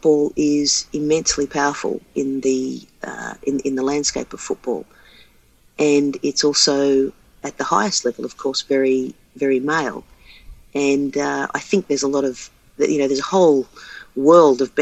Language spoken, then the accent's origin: English; Australia; growing up in Australia, the dominant code in the city that I lived in was Australian rules